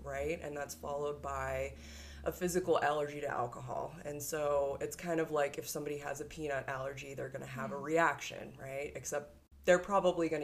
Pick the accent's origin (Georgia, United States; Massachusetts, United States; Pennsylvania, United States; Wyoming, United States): Massachusetts, United States; Cape Cod; I grew up on the East Coast. I grew up on a tiny little place, Cape Cod